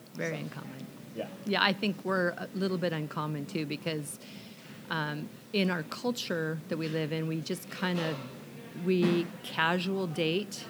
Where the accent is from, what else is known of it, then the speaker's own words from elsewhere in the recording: Olympia, Washington, United States; also born or lived in Camano Island; I grew up in Olympia, and I have come from a family of six children